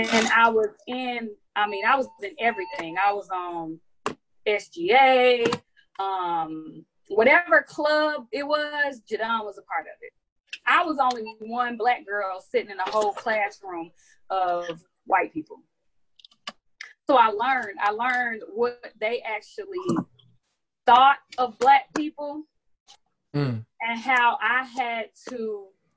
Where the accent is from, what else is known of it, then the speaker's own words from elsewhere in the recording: Riverdale, Georgia, United States; I grew up in Riverdale